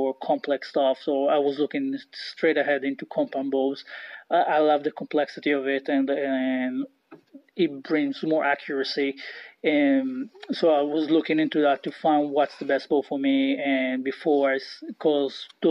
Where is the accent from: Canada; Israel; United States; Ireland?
Israel; moved away; I grew up in Israel